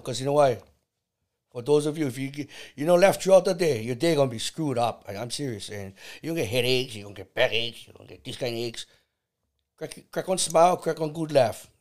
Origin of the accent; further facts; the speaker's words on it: Kauai, Hawaii, United States; also born or lived in Salt Lake, Oahu, Hawaii; I was born in, in, in Oahu, nineteen seventy. Moved b, to Kauai in nineteen seventy-nine.